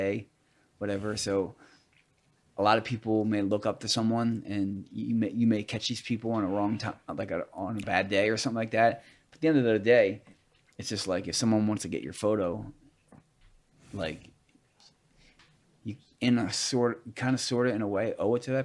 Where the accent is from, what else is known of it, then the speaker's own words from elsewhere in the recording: Pennsylvania, United States; I was born in America